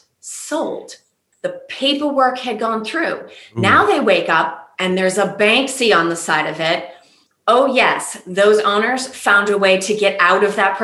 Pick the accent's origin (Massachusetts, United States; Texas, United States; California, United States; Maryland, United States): Massachusetts, United States; Boston; I'm from Boston. I'm from Boston. Very proud of it as well.